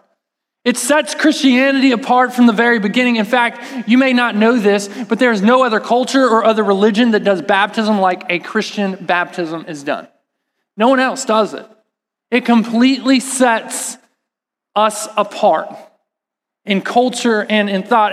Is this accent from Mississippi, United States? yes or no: no; Texas, United States; I'm from Texas, and what that means is that in the summer times, it was really hot, like really hot. And so we lived at the pool